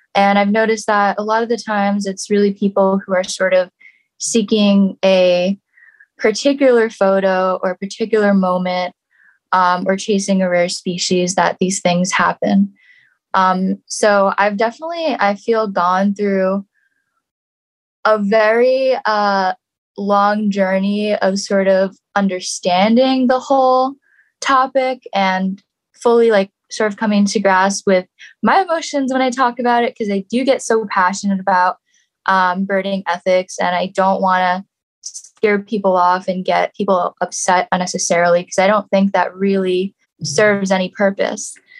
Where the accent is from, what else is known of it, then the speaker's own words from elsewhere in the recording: New York City, New York, United States; I grew up in New York City